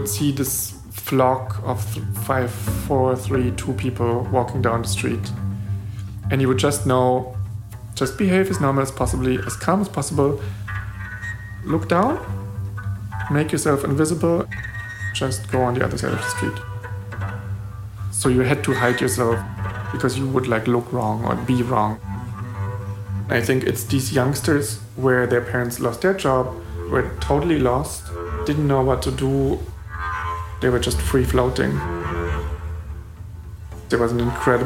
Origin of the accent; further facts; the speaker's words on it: East Germany, Germany; we come from East Germany